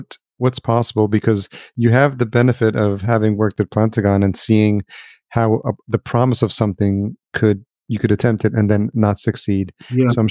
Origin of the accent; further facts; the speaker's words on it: New York, United States; I grew up in New York.